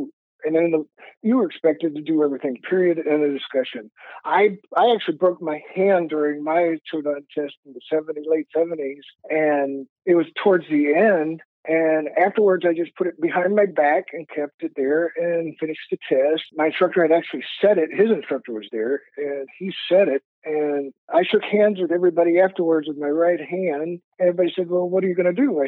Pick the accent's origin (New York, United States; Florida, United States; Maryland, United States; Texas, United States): Texas, United States; I'm from Texas.